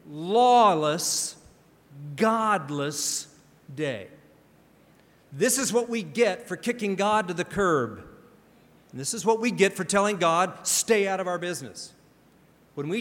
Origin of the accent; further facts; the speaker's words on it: Pacific Northwest, United States; I grew up in the Pacific Northwest